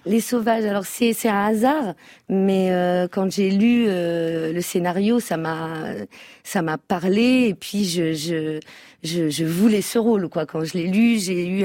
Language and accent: French; France; Donc je suis née en France, donc je, connais encore plus la, culture française que ma culture berbère